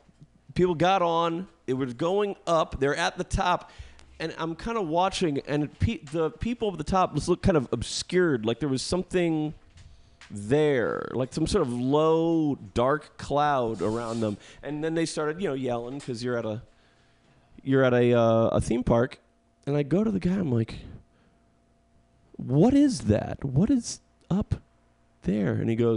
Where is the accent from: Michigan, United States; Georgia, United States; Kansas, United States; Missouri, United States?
Missouri, United States; St. Louis; I'm from St. Louis.